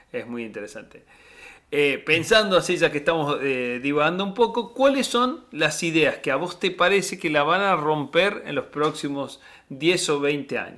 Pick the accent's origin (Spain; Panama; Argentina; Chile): Argentina; southern Córdoba; yo que me crié en Córdoba, en el sur de Córdoba